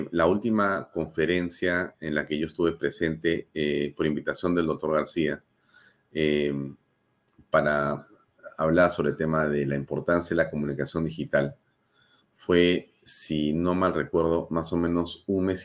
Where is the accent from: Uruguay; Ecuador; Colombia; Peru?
Peru; yo también creo, como muchos peruanos y como muchos apristas, sin duda, que ha sido una gran pérdida para el país